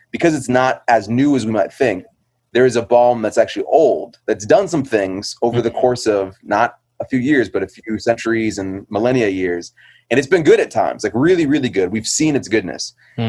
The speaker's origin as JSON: {"language": "English", "region": "Iowa", "country": "United States", "also_born_or_lived": "Indianapolis", "lives_now": "New Haven, United States", "said": "But I'm from New Haven, originally from Iowa and Indianapolis. But at this point, I can just say New Haven. I've been there since 2004 and love that city."}